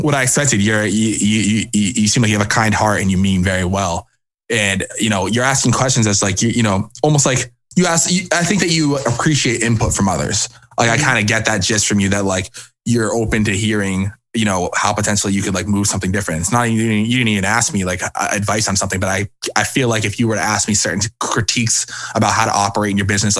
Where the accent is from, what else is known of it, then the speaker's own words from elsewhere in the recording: Cape Cod, Massachusetts, United States; moved away as an adult; also born or lived in New Hampshire; now in Boston, United States; I'm from Cape Cod originally, which is like a little bit of like an hour and a half away from Boston